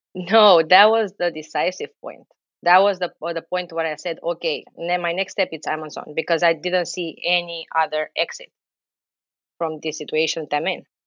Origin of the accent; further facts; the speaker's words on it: Romania; now in New Jersey, United States; I'm Romanian, but living in New Jersey